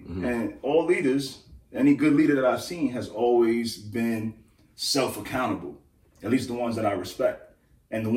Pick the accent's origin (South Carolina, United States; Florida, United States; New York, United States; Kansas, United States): New York, United States; New York City; I come from Crown Heights